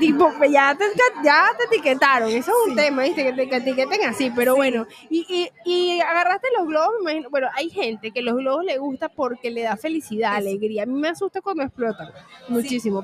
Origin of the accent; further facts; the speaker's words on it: Venezuela; tengo una paisana.